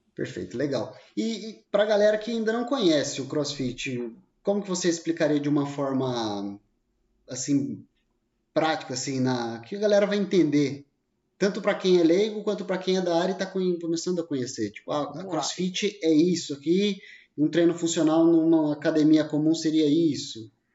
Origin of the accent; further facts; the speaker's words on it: Pindamonhangaba, São Paulo, Brazil; eu sou de Pindamonhangaba, de Pinda